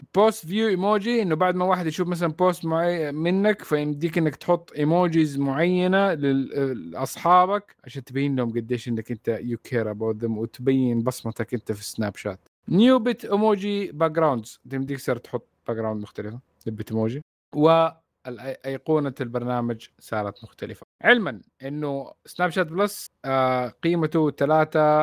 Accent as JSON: {"language": "Arabic", "country": "Saudi Arabia", "said": "عندنا في السعوديه"}